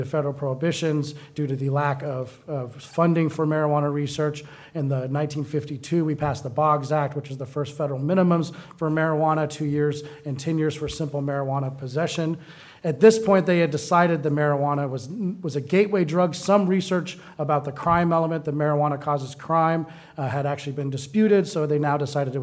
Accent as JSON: {"language": "English", "region": "Colorado", "country": "United States", "said": "I am from Colorado"}